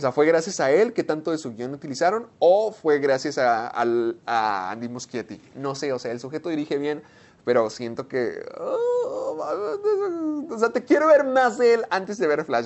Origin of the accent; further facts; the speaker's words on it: Delicias, Chihuahua, Mexico; Sergio y yo crecimos en Delicias, Chihuahua